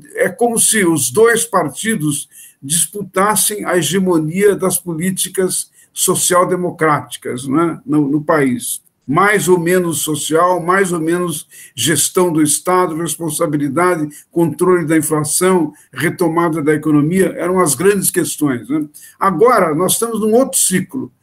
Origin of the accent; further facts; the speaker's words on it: Brazil; nós brasileiros